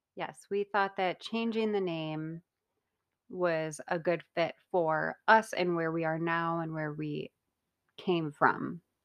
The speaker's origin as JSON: {"language": "English", "town": "Rochester", "region": "New York", "country": "United States", "said": "I'm from Rochester, New York"}